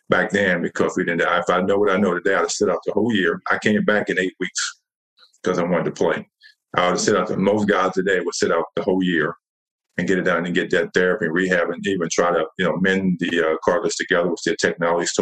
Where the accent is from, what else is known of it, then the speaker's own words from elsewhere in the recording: Harrisonburg, Virginia, United States; JMU is in my hometown, James Madison University.